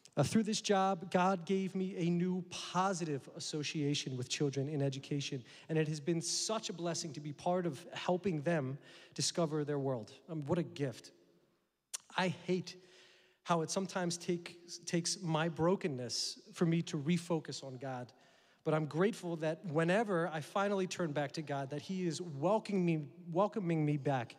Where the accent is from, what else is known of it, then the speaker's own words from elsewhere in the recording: United States; I'm American